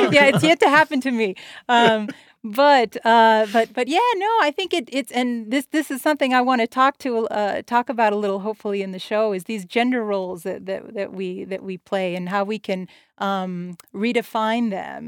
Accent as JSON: {"language": "English", "town": "El Paso", "region": "Texas", "country": "United States", "tie": "born or raised there", "said": "I'm here, uh, in my hometown of El Paso, Texas"}